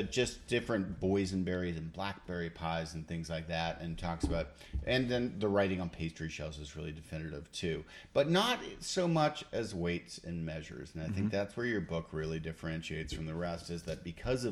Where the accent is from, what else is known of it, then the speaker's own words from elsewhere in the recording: Canada; I'm from Canada